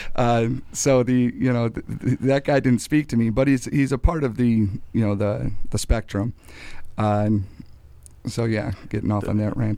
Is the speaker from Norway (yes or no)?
no; North Chicago, Illinois, United States; I'm from North Chicago